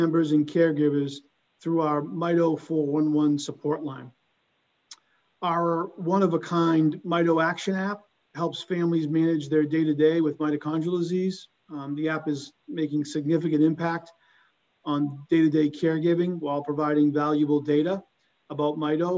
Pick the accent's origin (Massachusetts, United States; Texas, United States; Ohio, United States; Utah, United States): Massachusetts, United States; Boston; accent: thick Boston; a Boston area native